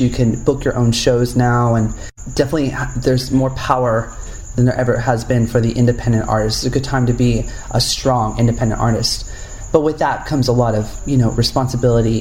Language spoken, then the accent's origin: English; Upland, California, United States; I grew up in a small town called Upland, California, which is uh, it's called the Inland Empire